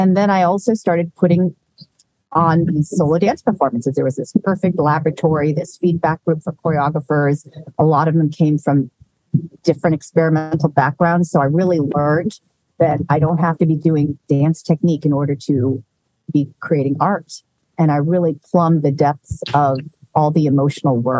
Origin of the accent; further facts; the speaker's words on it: Ohio, United States; I was actually born and raised in Ohio, pretty much